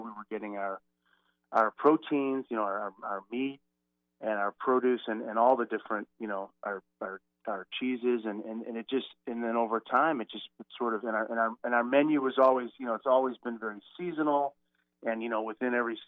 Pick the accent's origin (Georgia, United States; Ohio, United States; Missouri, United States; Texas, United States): Missouri, United States; outside of St. Louis; I grew up outside of St. Louis, sort of out in the country